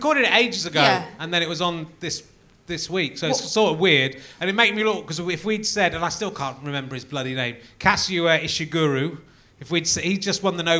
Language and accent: English; near York, Yorkshire and the Humber, United Kingdom; I was born near York, so I'm a big fan of York.